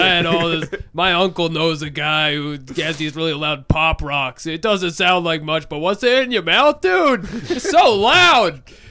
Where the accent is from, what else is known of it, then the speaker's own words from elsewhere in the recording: United States; growing up in America